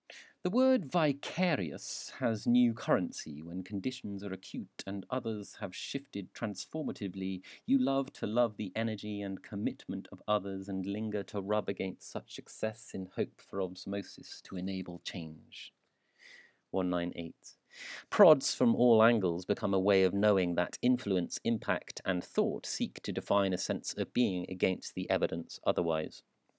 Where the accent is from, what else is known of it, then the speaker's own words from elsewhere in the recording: South Shields, North East England, United Kingdom; I'm from Newcastle, South Shields.